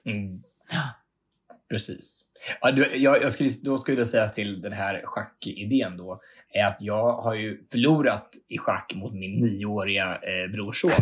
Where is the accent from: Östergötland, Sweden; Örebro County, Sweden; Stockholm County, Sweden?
Örebro County, Sweden; Hallsberg; Jag är hemma i Hallsberg